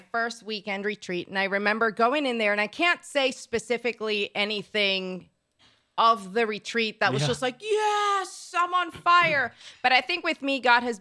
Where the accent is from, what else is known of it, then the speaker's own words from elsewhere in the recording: Puerto Rico; moved away; also born or lived in Florida; I'm originally from Puerto Rico